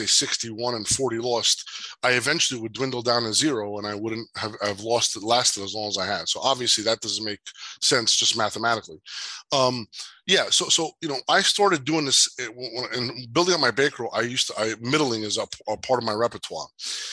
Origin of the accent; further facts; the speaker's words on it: Jersey City, New Jersey, United States; growing up in Jersey City